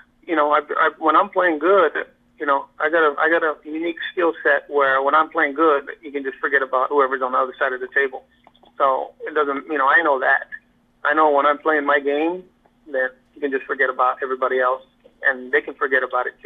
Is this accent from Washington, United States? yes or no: no; Hawaii, United States; I'm from Hawaii, so Hawaii is actually more of a European style, more laid back